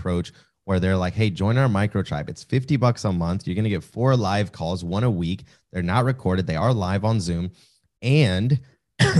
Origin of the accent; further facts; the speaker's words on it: the American South, United States; I'm obviously Mexican, but I'm in the South.